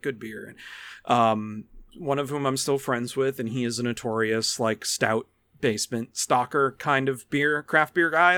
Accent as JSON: {"language": "English", "area": "Niagara County", "region": "New York", "country": "United States", "tie": "born or raised there", "said": "I grew up in Niagara County."}